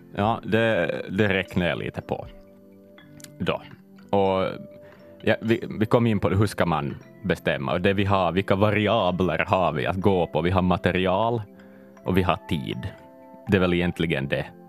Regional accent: Ostrobothnia, Finland; som österbottning

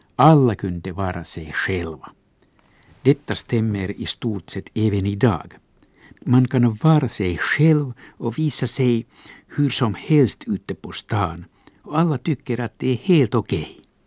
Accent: Finland; Swedish is a second language; svenska inte är mitt modersmål måste jag, ja till och med här i Svensk Finland

